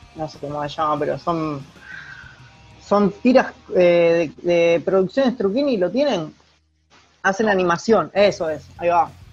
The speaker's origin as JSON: {"language": "Spanish", "town": "Rosario", "region": "Santa Fe", "country": "Argentina", "said": "soy de Rosario"}